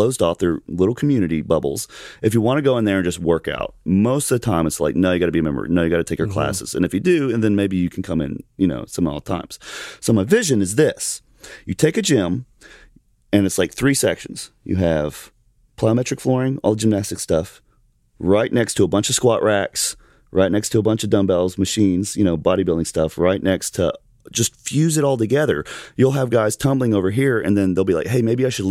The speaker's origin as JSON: {"language": "English", "region": "Alabama", "country": "United States", "said": "I'm from Alabama"}